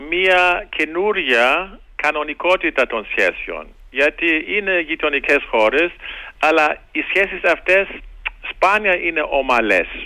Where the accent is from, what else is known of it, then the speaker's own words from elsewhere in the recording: Germany; Το λέω και τώρα ως Γερμανός. Και εμείς οι Γερμανοί